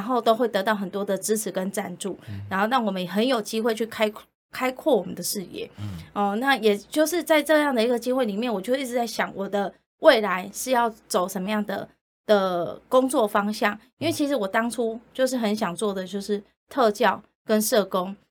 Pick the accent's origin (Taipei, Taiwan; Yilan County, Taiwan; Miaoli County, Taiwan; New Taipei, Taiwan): Yilan County, Taiwan; 我是来自于宜兰